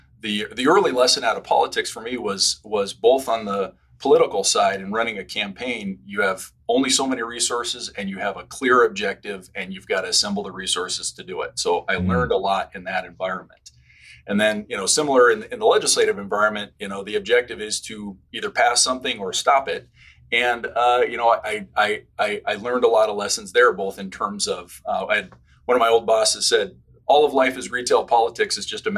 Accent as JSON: {"language": "English", "region": "Oregon", "country": "United States", "also_born_or_lived": "San Francisco, California / San Mateo, California", "moved": "as an adult", "lives_now": "San Francisco Bay Area, United States", "said": "I consider myself an Oregonian. I spent most of my life there, 35 years, but I was actually born in San Francisco and went to elementary school in San Mateo."}